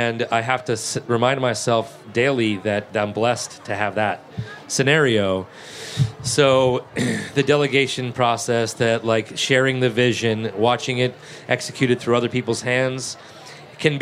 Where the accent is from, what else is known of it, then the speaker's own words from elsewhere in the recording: New England, United States; moved away as an adult; also born or lived in Martha's Vineyard / Boston / New Orleans / Atlanta; now in Charleston, United States; I was from New England